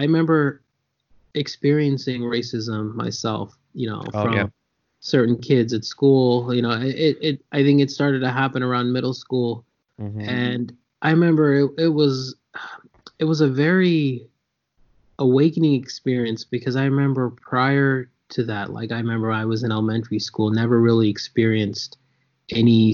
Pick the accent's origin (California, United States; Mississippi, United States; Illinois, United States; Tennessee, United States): California, United States; San Jose; also born or lived in New York / Lawrence, Kansas; when I was 5 years old, we moved to San Jose, California. So I grew up in San Jose, started kindergarten here, lived here till I was 18